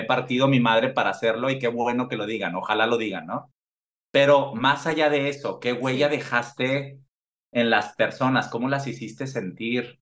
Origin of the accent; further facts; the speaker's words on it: Mexico; moved away; como mexicano en el extranjero